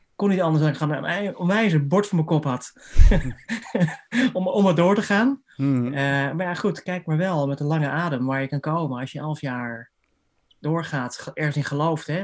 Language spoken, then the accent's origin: Dutch; Haarlem, North Holland, Netherlands; also born or lived in Amsterdam; ik ben opgegroeid in Haarlem, gestudeerd in Amsterdam.